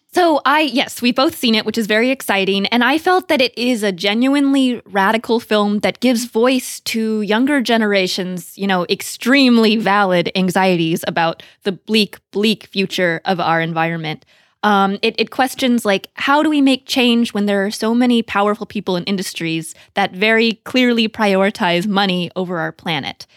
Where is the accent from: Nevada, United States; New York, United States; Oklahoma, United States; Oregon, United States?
Oregon, United States; Beaverton; I grew up in the Portland, Beaverton area and went to high school two miles from Nike headquarters